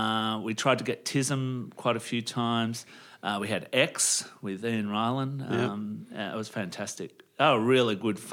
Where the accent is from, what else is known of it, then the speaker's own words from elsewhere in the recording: Langwarrin, Victoria, Australia; also born or lived in Frankston; Look, I was born at Frankston Hospital and I grew up in Langwarrin in Victoria, southeast Victoria, just out of Frankston, really.